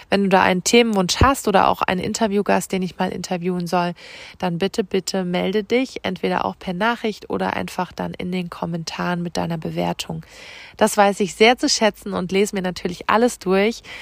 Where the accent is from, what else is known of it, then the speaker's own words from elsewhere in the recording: Rhineland-Palatinate, Germany; Und ich schicke dir ganz viele Grüße, diesmal von Herz zu Herz aus der Pfalz, aus meiner Heimat.